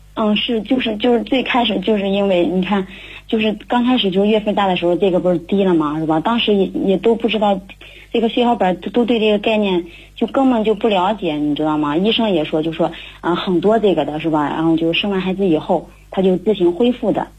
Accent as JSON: {"language": "Chinese", "town": "Handan", "region": "Hebei", "country": "China", "said": "我来自河北邯郸"}